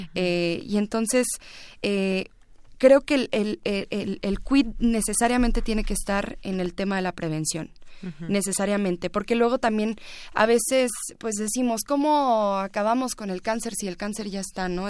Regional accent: Ciudad Juárez, Chihuahua, Mexico; en Ciudad Juárez, en donde yo nací

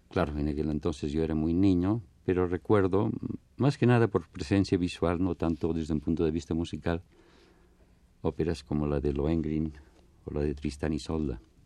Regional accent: Barcelona, Catalonia, Spain; now in Mexico; yo nací en Barcelona. Mi infancia transcurre hasta la guerra civil

